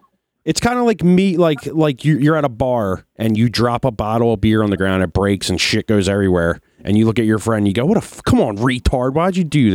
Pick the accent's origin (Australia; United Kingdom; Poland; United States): United States; Philadelphia, Pennsylvania; I grew up in Philly, where like people are like it's just hard headed fucking people that don't give a shit about that.